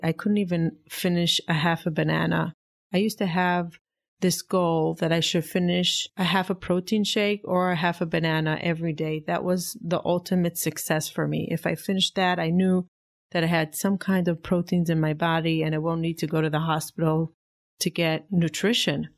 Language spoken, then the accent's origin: English; Israel; now in United States; I grew up in Israel